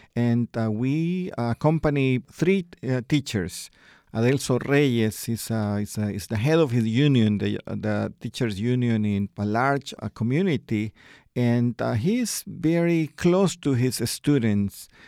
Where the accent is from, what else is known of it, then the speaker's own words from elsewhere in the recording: El Salvador; I myself, I am from El Salvador